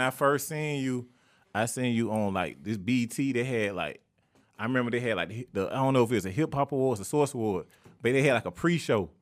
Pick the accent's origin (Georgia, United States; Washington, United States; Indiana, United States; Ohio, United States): Georgia, United States; Atlanta; the neighborhood I was born